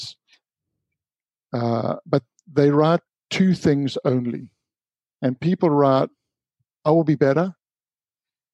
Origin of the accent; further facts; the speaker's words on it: Durban, KwaZulu-Natal, South Africa; the little beach that I grew up with in Durban called the Bay of Plenty